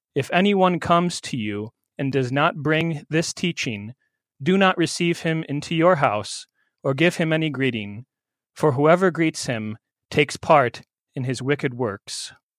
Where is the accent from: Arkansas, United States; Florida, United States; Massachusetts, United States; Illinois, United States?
Illinois, United States; central; moved away as an adult; now in Randolph, New Jersey, United States; I'm from central Illinois, not too far from where you're serving, Willie, a little town of Beeson